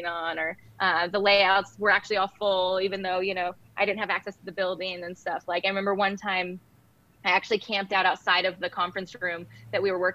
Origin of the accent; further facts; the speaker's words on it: Southern Oregon, United States; moved away as an adult; also born or lived in Portland, Oregon / New York; I grew up in Southern Oregon.